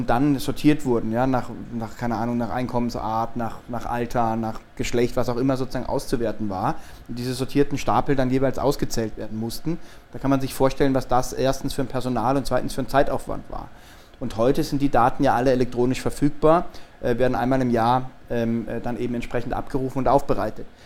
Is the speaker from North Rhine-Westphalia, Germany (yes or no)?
no; Freiburg, Baden-Württemberg, Germany; Ähm, äh, aus Baden-Württemberg, aus der Freiburger Gegend, ähm, habe in Freiburg auch mein Abitur gemacht